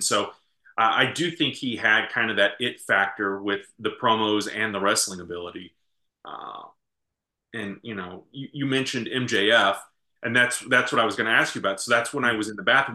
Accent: St. Louis, Missouri, United States; we grew up in St. Louis

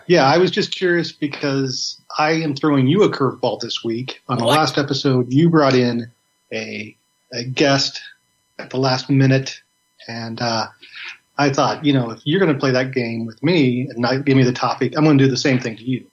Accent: Illinois, United States; We're both from Illinois

